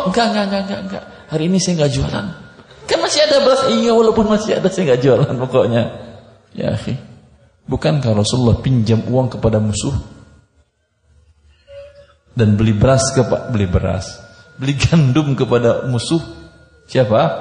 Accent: Padang, West Sumatra, Indonesia; Saya orang Padang. Tahu saya tabiat sebagian pedagang orang Padang.

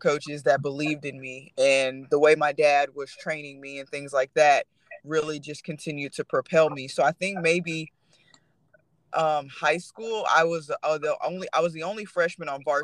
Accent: Texas, United States; growing up in Texas

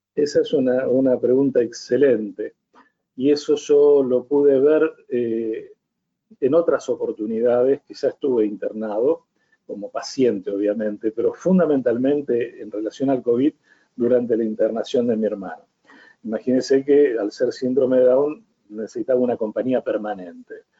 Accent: Villa Constitución, Santa Fe, Argentina; sigo trabajando y ejerciendo mi profesión acá en el lugar mío de origen, que es Villa Constitución

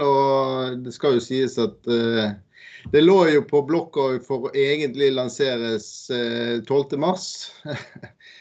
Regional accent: Bergen, Vestland, Norway; accent: Bergen dialect; now in Eastern Norway, Norway; Jeg kommer jo fra Bergen og bor her på Østlandet

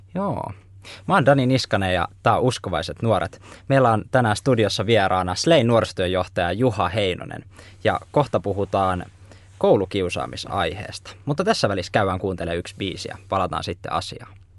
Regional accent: Laukaa, Central Finland, Finland; Mäkin olen nimittäin Laukaasta kotoisin

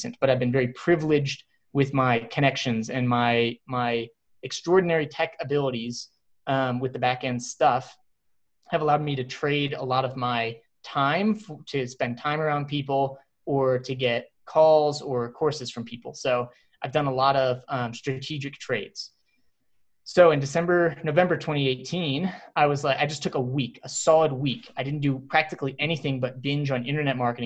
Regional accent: Texas, United States; moved away as an adult; also born or lived in Cincinnati; I grew up in Texas

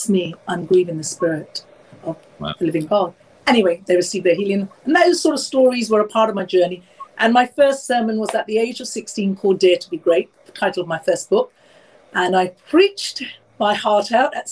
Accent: London, United Kingdom; I'm born and raised in London, obviously from Indian heritage.

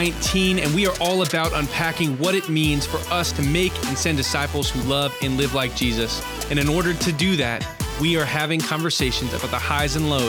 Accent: Houston, Texas, United States; Like, no, I'm still from Houston. Like, I'm a Houstonian. Like, that's where I'm from.

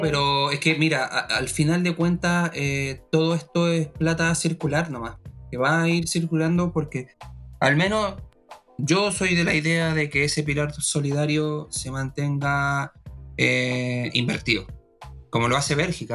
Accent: Chile

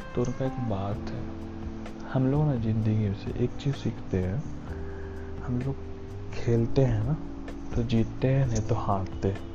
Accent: Bihar, India; मैं बिहार से हूँ

